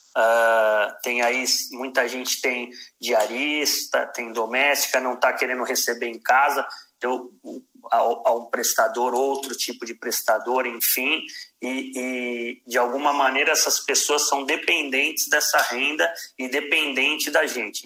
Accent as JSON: {"language": "Portuguese", "country": "Brazil", "said": "enquanto brasileiro"}